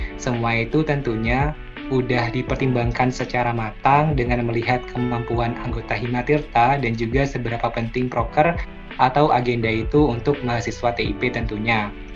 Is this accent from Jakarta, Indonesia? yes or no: no; Jember, East Java, Indonesia; saya juga uh, asal dari Jember